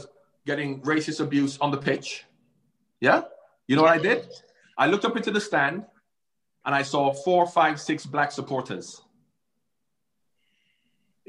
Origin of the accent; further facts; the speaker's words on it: Jamaica; now in United Kingdom; as a light-skinned man growing up in Jamaica